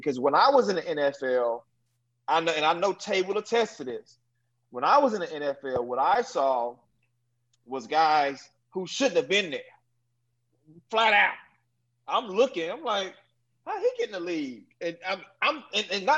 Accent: Dallas, Texas, United States; I was from Dallas, Texas, Oak Cliff, Texas, to be exact, which is the intercity of Dallas. Very, very difficult place to grow up

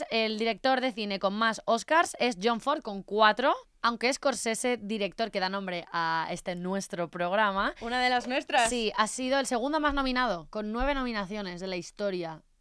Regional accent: Spain

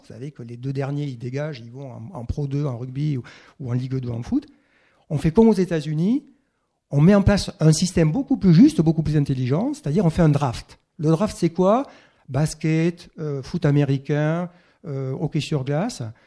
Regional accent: Castelsarrasin, Occitania, France; moved away; also born or lived in Toulouse; je suis occitan, c'est vrai, je suis né à Castel-Sarrazin. Après, j'ai quitté l'Occitanie

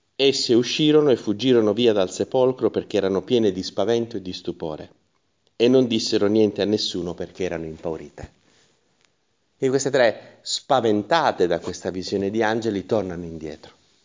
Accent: Taranto, Apulia, Italy; come si dice dalle mie parti, Salomone se ne andò all'aceto, eh, si dice così a Taranto

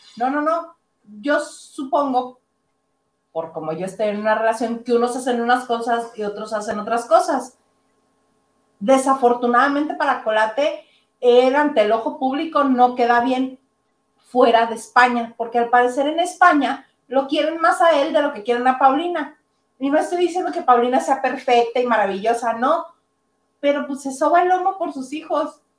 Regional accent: Mexico; Nosotros como mexicanos

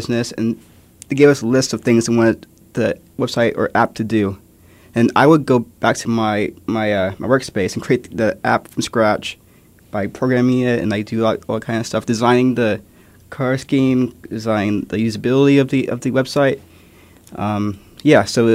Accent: Kansas City, United States; I grew up in Kansas City

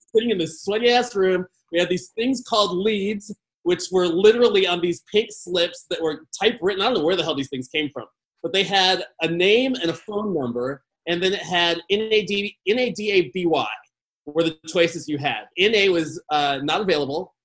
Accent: Chicago, Illinois, United States; I grew up in Chicago

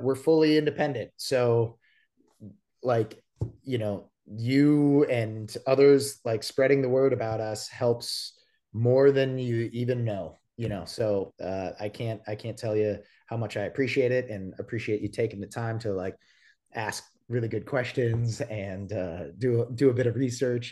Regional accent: Appleton, Wisconsin, United States; moved away as an adult; now in Nashville, United States; my hometown is Appleton, Wisconsin

